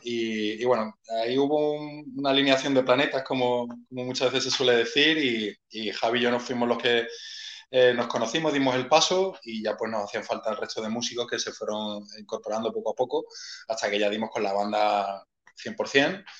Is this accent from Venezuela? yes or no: no; Málaga, Andalusia, Spain; yo soy de Málaga capital, del barrio de Welling